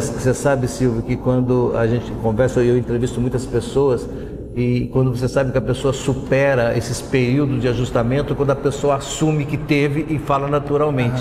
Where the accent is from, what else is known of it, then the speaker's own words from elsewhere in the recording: Mogi das Cruzes, São Paulo, Brazil; Eu sou de Mogi das Cruzes